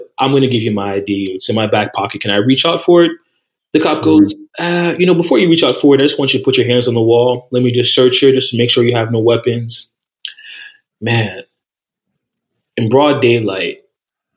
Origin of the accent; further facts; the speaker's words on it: New Jersey, United States; I'm from Jersey